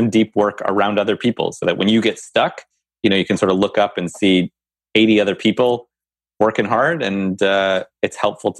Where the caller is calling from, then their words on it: New Jersey, United States; I'm calling from New Jersey.